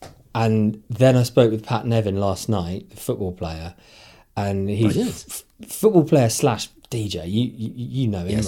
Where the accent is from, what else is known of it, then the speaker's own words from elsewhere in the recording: Derry, Northern Ireland, United Kingdom; born there; I was born in Derry in 19, whatever it was.